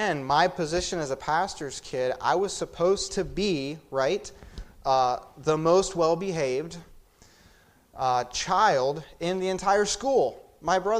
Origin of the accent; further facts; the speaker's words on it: Sumter, South Carolina, United States; also born or lived in Lewisburg, Pennsylvania; I was born in Lewisburg, Pennsylvania. When I was 4 years old, our family left rural central Pennsylvania, and we went down to the city of Sumter, South Carolina